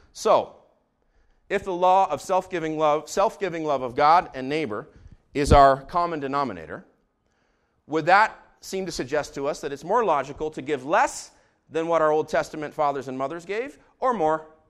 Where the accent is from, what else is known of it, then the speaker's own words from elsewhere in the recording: Israel; I grew up in Israel